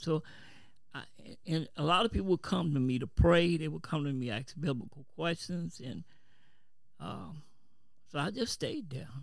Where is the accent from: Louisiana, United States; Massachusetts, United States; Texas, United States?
Louisiana, United States; New Orleans; now in Kenner, United States; I'm from New Orleans, but presently I stay in Kenner